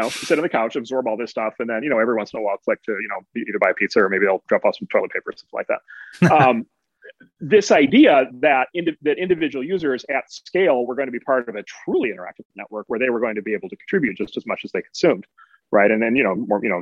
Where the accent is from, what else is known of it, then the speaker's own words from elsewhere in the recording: Midwest, United States; I'm from the Midwest